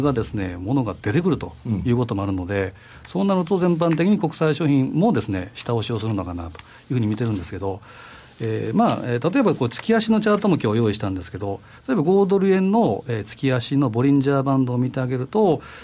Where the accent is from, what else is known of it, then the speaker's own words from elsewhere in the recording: Osaka, Japan; moved away; 私のふるさと、大阪